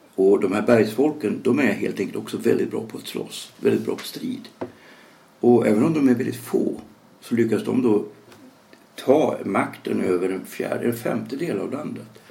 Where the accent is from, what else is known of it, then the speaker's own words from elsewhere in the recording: Sweden; som svensk